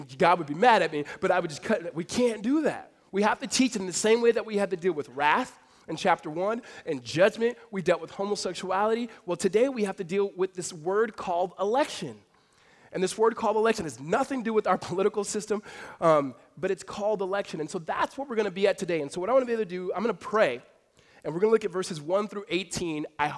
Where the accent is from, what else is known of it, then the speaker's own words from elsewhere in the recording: California, United States; moved away; also born or lived in Arizona; we grew up together back in California